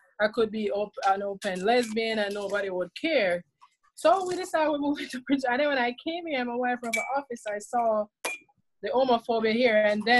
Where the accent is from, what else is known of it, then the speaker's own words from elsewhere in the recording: Jamaica; now in Prince George's County, Maryland, United States; So I grew up in Jamaica, and when I was 15, I came out as being a lesbian there to my family.